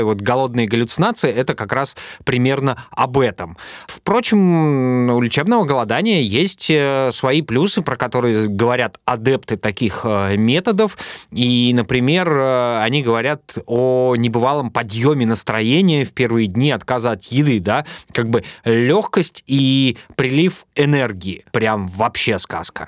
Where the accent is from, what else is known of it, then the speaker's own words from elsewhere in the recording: Urals, Russia; Я тоже с Урала